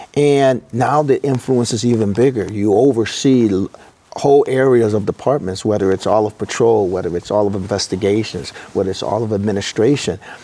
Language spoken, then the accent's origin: English; Elgin, Illinois, United States; now in Peoria, United States; I grew up in Elgin, Elgin, Illinois